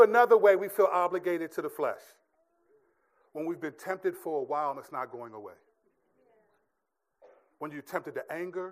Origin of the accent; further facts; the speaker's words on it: United States; I'm a stupid American